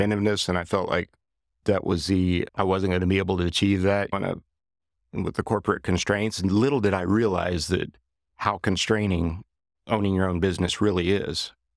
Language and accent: English; Johnson City, Kansas, United States; moved away as an adult; now in Wichita, United States; I had been introduced to composites in a small aircraft mod shop that I worked at in my hometown of Johnson City, Kansas